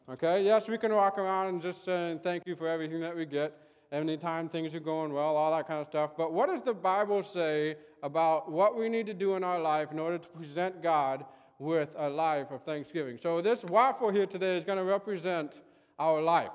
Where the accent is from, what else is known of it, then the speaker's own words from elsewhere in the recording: Santa Barbara, California, United States; I grew up in Santa Barbara, so I, I was able to go to the beach all the time